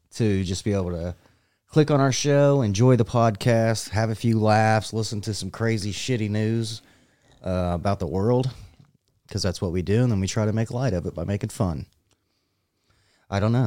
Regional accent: United States; I'm American

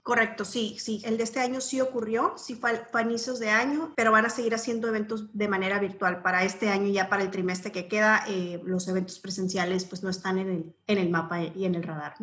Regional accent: Mexicali, Baja California, Mexico; yo soy eh, nacida y criada en Mexicali. Mexicali es mi hogar, es mi casa.

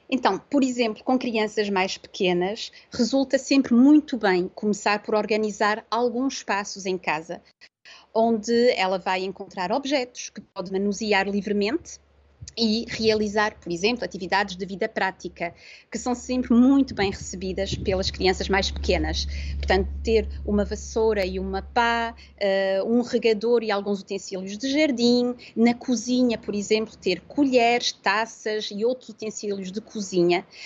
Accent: Porto, Norte, Portugal; moved away as an adult; also born or lived in south of France; now in France; nós somos do Porto, mas em 2015 decidimos ir viver para o sul de França

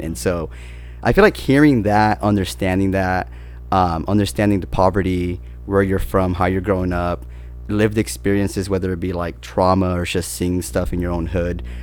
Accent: San Bernardino, California, United States; So I'm from San Bernardino, which is like not the greatest of areas

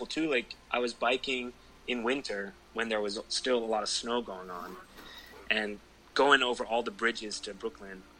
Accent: Netherlands; my home country

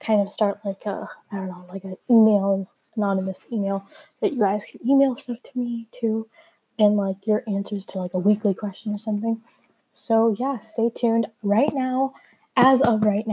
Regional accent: India; I'm Indian to be precise

